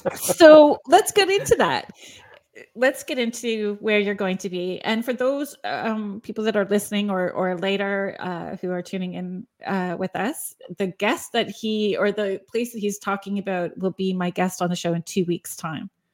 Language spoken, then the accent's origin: English; Sault Ste. Marie, Ontario, Canada; I'm from Northern Ontario, Sault Ste. Marie area